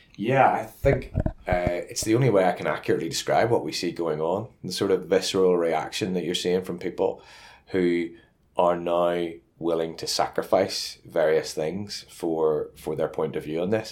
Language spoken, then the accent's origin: English; Northern Ireland, United Kingdom; moved away; also born or lived in Luton; I come from Northern Ireland